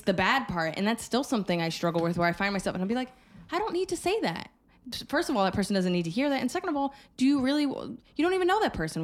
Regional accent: New Jersey, United States; I grew up in Jersey

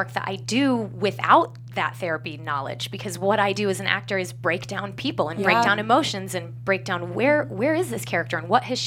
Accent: Colorado, United States; moved away as an adult; now in Los Angeles, United States; I'm from Colorado

